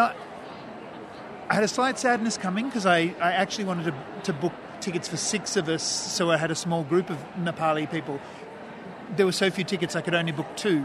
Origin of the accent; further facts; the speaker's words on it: New South Wales, Australia; I'm from New South Wales